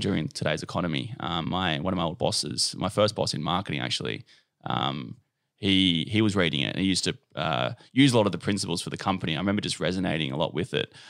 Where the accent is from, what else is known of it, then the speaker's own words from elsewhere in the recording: Cronulla, New South Wales, Australia; now in Bondi, Australia; I'm from Cronulla.